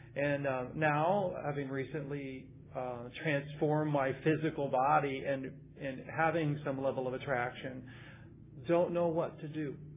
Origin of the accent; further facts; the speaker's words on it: Midwest, United States; now in California, United States; it was a dangerous place growing up in the Midwest being gay. Um, I came, moved out to California